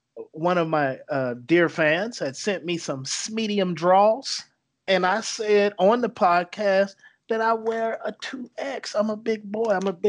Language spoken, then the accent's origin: English; North Carolina, United States; Yeah, Richard Petty, man. Yes, right. That's why I'm from North Carolina.